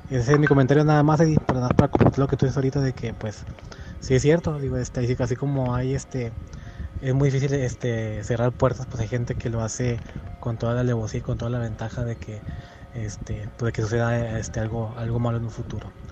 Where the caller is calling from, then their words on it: San Nicolás, Nuevo León, Mexico; aquí de San Nicolás.